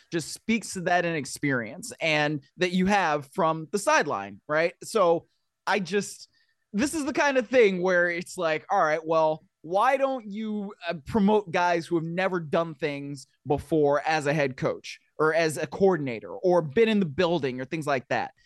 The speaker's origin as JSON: {"language": "English", "town": "Cleveland", "region": "Ohio", "country": "United States", "tie": "born or raised there", "said": "growing up in Cleveland"}